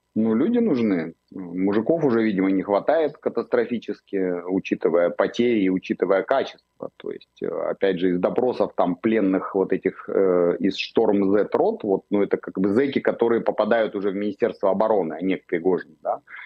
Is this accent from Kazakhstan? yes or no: no; Israel